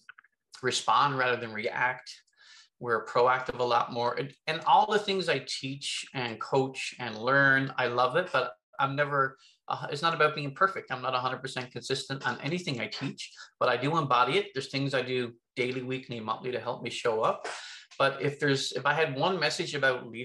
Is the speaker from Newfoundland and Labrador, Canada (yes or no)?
yes; Newfoundland and Labrador, Canada; I'm originally from Newfoundland.